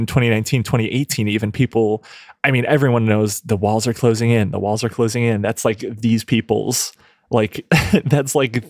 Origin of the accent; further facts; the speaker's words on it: Midwest, United States; As a Midwesterner, I've never seen that.